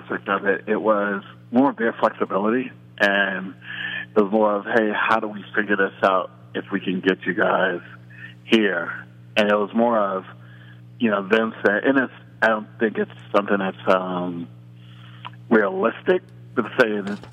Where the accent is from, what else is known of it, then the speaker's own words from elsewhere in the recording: Brooklyn, New York, United States; now in Westchester, United States; born and raised in Brooklyn, but I currently live in Westchester